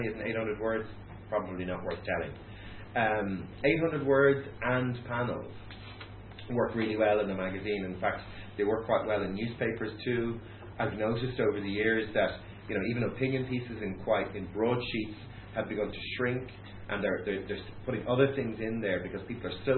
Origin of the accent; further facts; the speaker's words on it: Ireland; as Irish people